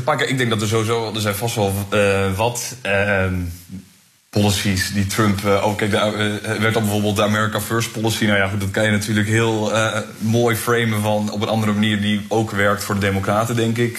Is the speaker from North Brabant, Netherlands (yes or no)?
no; Groningen, Netherlands; FC Groningen natuurlijk, als Groninger